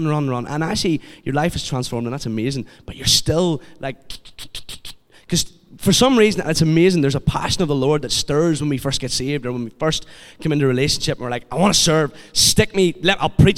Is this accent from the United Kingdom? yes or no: yes; Kilkeel, Northern Ireland, United Kingdom; I'm from Kilkeel